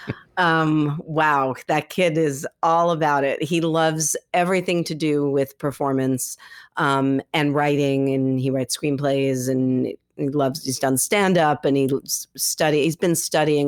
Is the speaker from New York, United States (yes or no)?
yes; New York City, New York, United States; I grew up here in New York City and I ended up at NYU